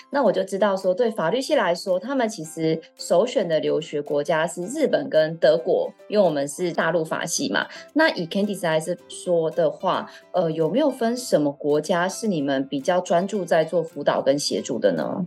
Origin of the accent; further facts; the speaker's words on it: Taiwan; 我就是个土生土长，都在台湾，刷废的年轻人